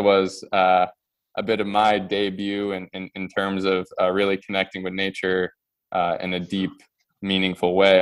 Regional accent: Pittsburgh, Pennsylvania, United States; also born or lived in Amman, Jordan; I call Pittsburgh my home

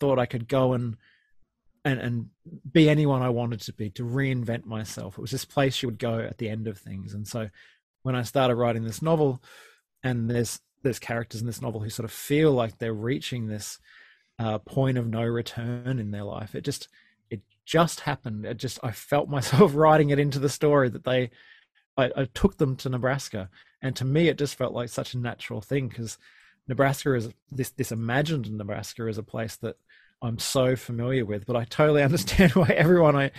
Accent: Sunshine Coast, Queensland, Australia; I was a quite sheltered Sunshine Coast kid growing up in Queensland.

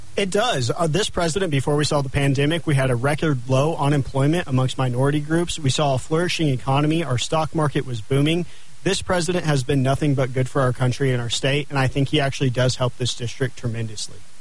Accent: Clovis, New Mexico, United States; also born or lived in Lubbock, Texas; now in Albuquerque, United States; I grew up in Clovis, New Mexico on my parents' dairy farm.

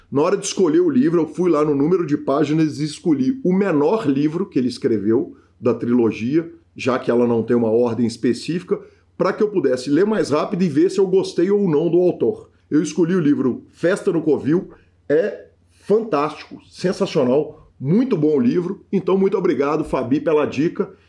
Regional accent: Minas Gerais, Brazil; Mas nós assim. somos mineiros. Mineirinho tá acostumado

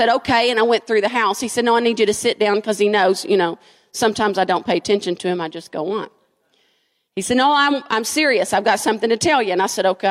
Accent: Frankfort, United States; moved away; I'm from Frankfort. And Frankfort's small. We have 27,000 people in my town

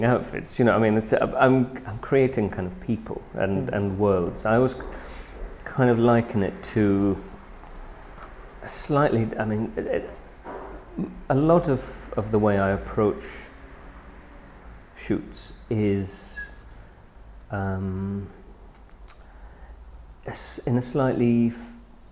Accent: United Kingdom; I am very British

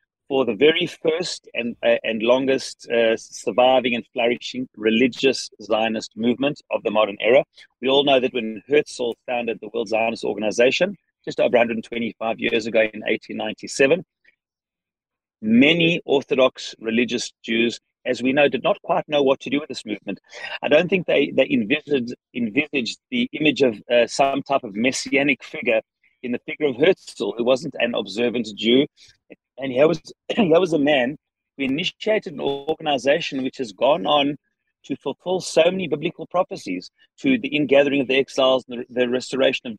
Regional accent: South Africa; accent: South African; now in Israel; my South African accent. Indeed, it's a South African accent

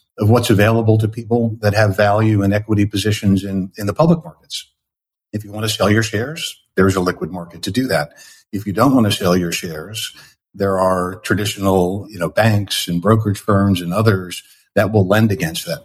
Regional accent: New York area, United States; now in San Francisco Bay Area, United States; I had grown up in the Northeast in the New York area

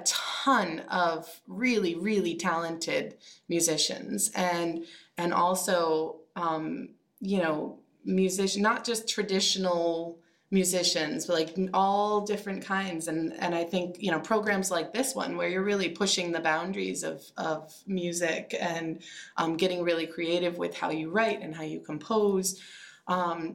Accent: Minnesota, United States; now in Portland, United States; I'm from Minnesota.

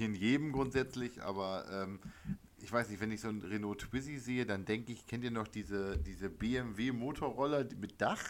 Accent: East Frisia, Lower Saxony, Germany; südlich von Oldenburg ist für mich eh alles Bayern als gebürtiger Ostfriese

